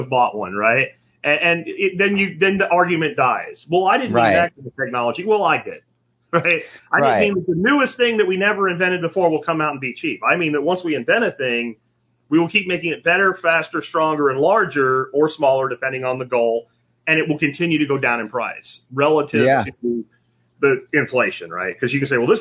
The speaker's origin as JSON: {"language": "English", "region": "Pennsylvania", "country": "United States", "tie": "born or raised there", "moved": "yes", "lives_now": "Texas, United States", "said": "where I grew up in Pennsylvania"}